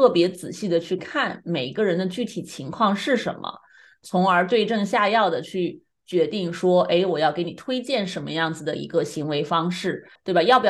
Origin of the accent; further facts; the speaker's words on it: China; 那么我们今天呢，就一起来聊一聊午睡和我们中国人都很关心的这个下午打盹儿这个事情。